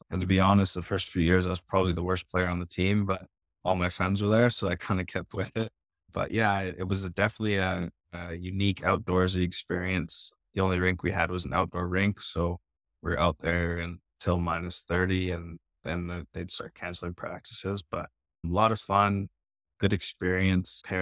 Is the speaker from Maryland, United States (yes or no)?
no; Alaska, United States; Yeah, it was a pretty cool childhood. I grew up on a homestead, so our closest neighbor was a couple kilometers away.